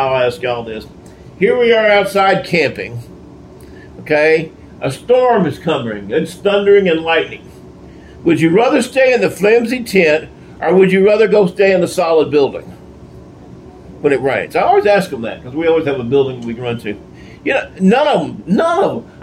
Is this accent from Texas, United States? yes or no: yes; Texas, United States; I'm a Texan, born a Texan